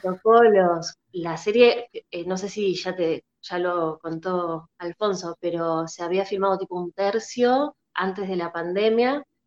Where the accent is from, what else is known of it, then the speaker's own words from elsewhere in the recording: La Plata, Buenos Aires Province, Argentina; now in Buenos Aires, Argentina; Yo soy de La Plata, yo empecé haciendo talleres allá en La Plata